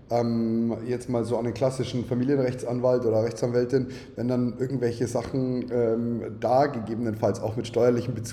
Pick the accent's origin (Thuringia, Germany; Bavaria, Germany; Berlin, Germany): Bavaria, Germany; Neumarkt in der Oberpfalz; ich komme ja aus Neumarkt in der Oberpfalz